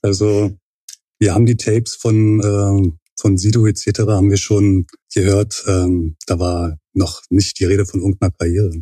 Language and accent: German; Berlin, Germany; geboren und äh, aufgewachsen in Berlin, Pankow.